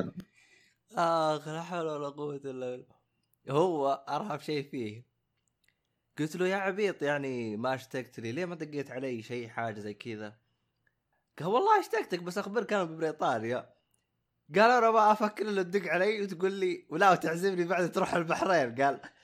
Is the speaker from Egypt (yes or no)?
no; Saudi Arabia; احنا خصوصا كسعوديين